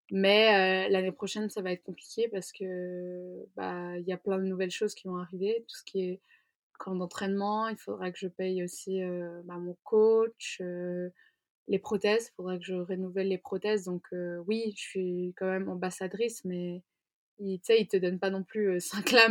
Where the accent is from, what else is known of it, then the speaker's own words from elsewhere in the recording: Zurich, Switzerland; Enfin, moi, je viens de Zurich, en fait, ma maman est, est zurichoise, donc je parle suisse